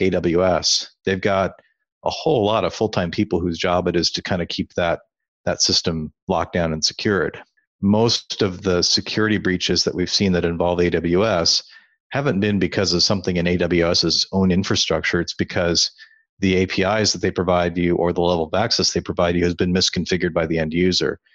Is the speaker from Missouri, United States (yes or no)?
no; Iowa, United States; moved away as an adult; also born or lived in California; I grew up in Iowa. I spent m, a good chunk of my life living there